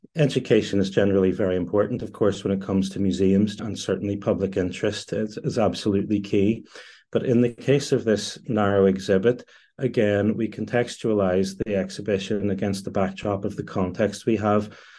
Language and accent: English; Northern Ireland, United Kingdom; I am Northern Irish.